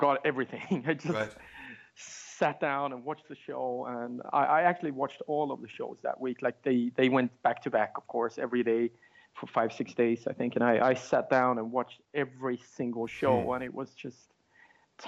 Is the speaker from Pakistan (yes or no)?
no; Sweden; English is a second language; my little hometown in Sweden